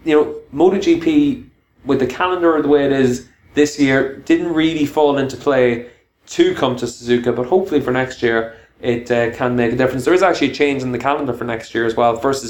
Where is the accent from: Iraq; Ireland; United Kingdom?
Ireland; being an Irishman